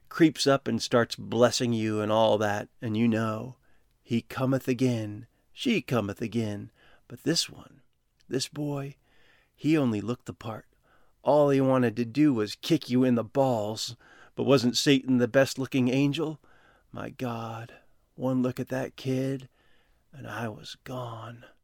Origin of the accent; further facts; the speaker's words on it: Minnetonka, Minnesota, United States; I'm a kid from Minnetonka, Jesus fanatics for parents.